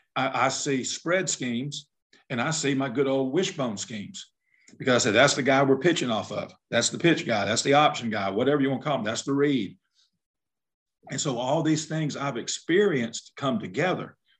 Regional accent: South Alabama, United States; I'm from South Alabama

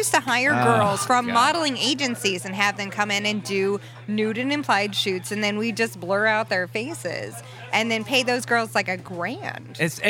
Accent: Las Vegas, Nevada, United States; also born or lived in California; now in New York City, United States; Yeah, I grew up in Vegas, and then I moved from Vegas to California.

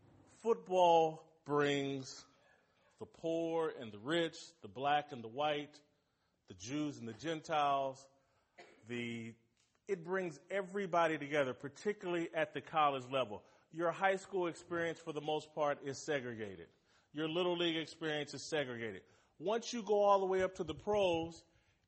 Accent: United States; We're American

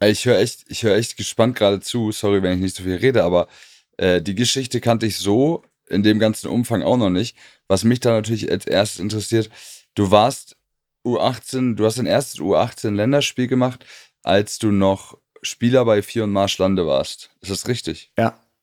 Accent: Hamburg, Germany; da ich ja aus Hamburg komme, beziehungsweise Stadtrand von Hamburg

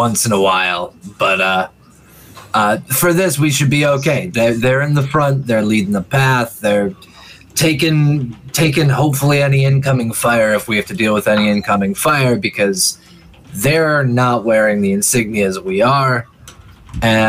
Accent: Chicago, Illinois, United States; now in Taiwan; I grew up in Chicago, which is a shithole

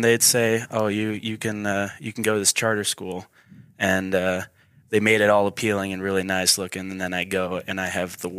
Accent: Boise, Idaho, United States; born there; I'm not from Idaho Falls. I'm from all around. Like, I was born in Boise, but I've moved countless times.

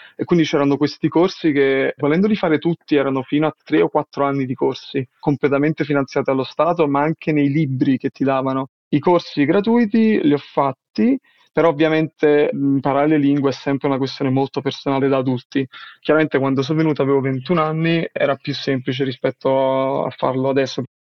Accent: Naples, Campania, Italy; first language Italian; moved away as an adult; now in Denmark; sono del, del sud Italia, sono napoletano e studiavo all'Università di Napoli

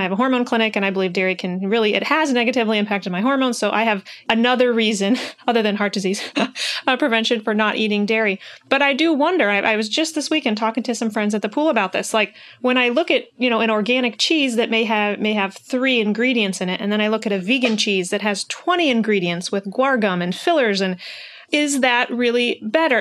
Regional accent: Iowa, United States; I'm from Iowa. We have a heavy soybean crop here

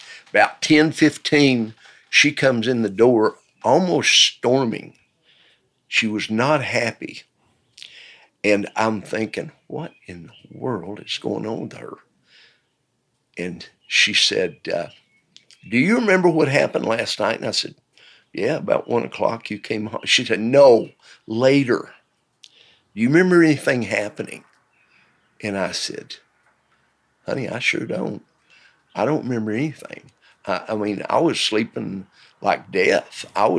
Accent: Knoxville, Tennessee, United States; born there; I was born in 1947 in the County of Knox in East Tennessee, in the city of Knoxville.

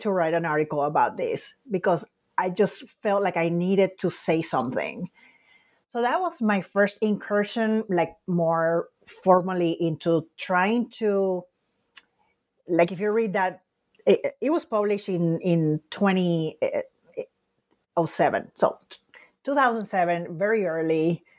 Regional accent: Puerto Rico; because of that experience of growing up in Puerto Rico, looking back, I think I was really impacted by seeing in the Puerto Rican newspapers so many headlines

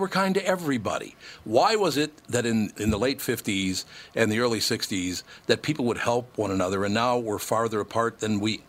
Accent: Minneapolis, Minnesota, United States; I grew up, I was born in Minnesota, grew up in Minneapolis.

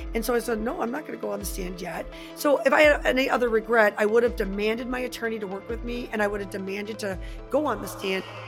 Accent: Michigan, United States; I am from Michigan

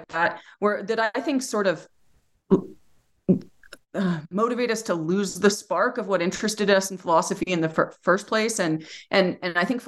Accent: Utah, United States; also born or lived in Amherst, Massachusetts; I'm from Utah, and then I went to UMass Amherst for my graduate program and then ended up back in Utah.

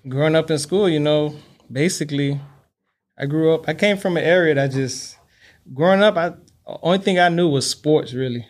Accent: Miami, Florida, United States; born and raised in Miami, Florida. That's all I know

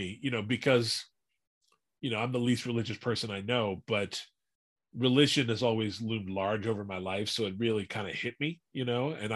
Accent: Washington, District of Columbia, United States; moved away; I grew up in Washington, D.C.

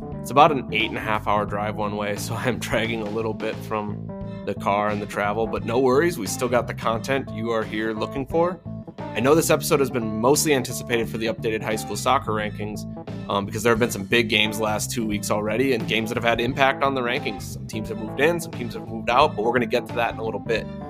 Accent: North Dakota, United States; now in Nebraska, United States; I'm originally from North Dakota

